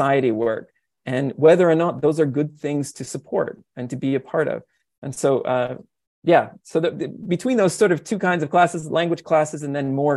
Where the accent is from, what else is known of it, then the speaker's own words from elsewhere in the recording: Canada; now in Japan; I'm a Canadian and I teach them about what I learned growing up